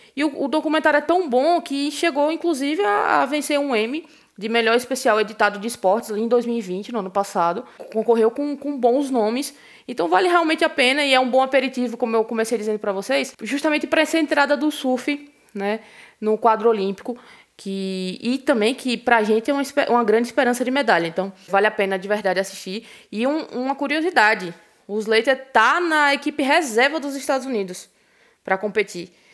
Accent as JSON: {"language": "Portuguese", "country": "Brazil", "said": "a gente, enquanto brasileiro"}